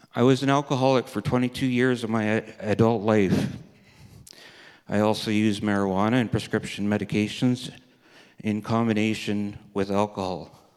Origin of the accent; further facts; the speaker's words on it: Red Deer, Alberta, Canada; also born or lived in Kindersley, Saskatchewan / Three Hills, Alberta / Vermilion, Alberta; I was born in Kindersley, Saskatchewan. My parents, sister, and I moved to Red Deer, Alberta when I was a babe. I grew up in Red Deer, Alberta